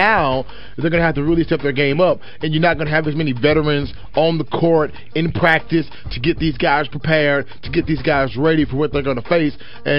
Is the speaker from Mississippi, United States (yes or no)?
yes; Golden Triangle, Mississippi, United States; growing up in the Golden Triangle, where Starkville, Mississippi is